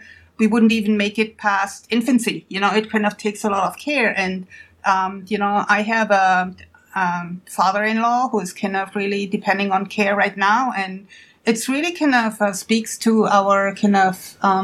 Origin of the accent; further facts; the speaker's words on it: Germany; moved away as an adult; now in United States; I'm from Germany originally, but I came to the United States a long time ago to pursue a career in science